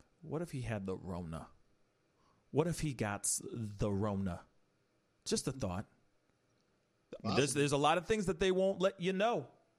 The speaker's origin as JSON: {"language": "English", "country": "United States", "said": "we're American"}